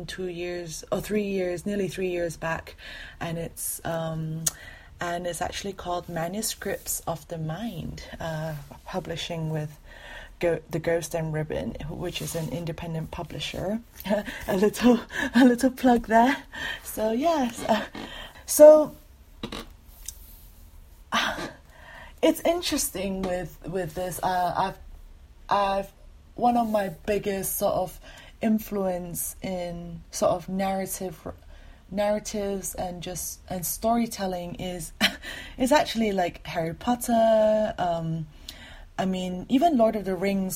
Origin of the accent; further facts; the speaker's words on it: Malaysia; now in London, United Kingdom; I am currently living in London. I am Malaysian Chinese